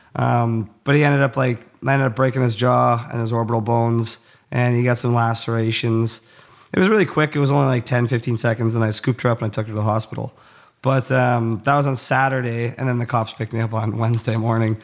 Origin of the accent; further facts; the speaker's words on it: Cold Lake, Alberta, Canada; I grew up in a really small town in, like, northern central Alber-, or northern Alberta, central Canada. Um, it's called Cold Lake.